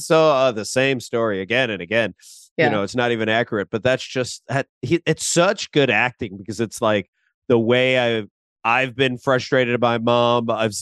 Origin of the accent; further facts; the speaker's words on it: Philippines; you know, I'm Filipino and I watch a lot of like TikToks from like Filipino comedians.